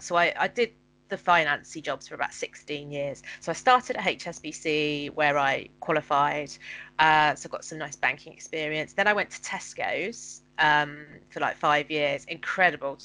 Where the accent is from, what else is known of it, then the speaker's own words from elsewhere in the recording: Penzance, South West England, United Kingdom; now in Hertfordshire, United Kingdom; I'm from Penzance in Cornwall, and I live in Hertfordshire now